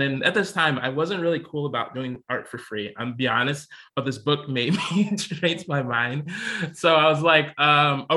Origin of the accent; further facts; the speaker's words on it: Chicago, Illinois, United States; also born or lived in Elgin, Illinois; I was born in Chicago, actually. Born and raised most of my life until I was like 10 or 11, 12.